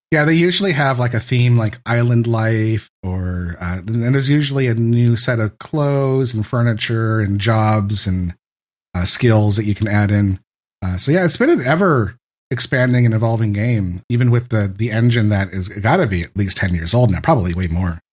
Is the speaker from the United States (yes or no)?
yes; San Francisco Bay Area, California, United States; I'm from the San Francisco Bay Area. I, I grew up here.